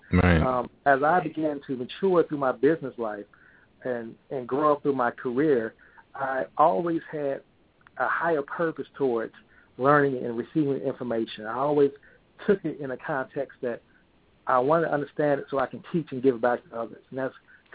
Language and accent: English; St. Louis, Missouri, United States; I grew up in St. Louis